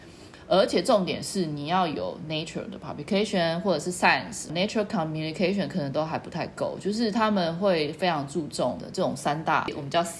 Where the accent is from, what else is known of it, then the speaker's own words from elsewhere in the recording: Taiwan; now in Berlin, Germany; 那我可以说啊，我是从台湾来的呢，然后说，可是你这十四年都在柏林呢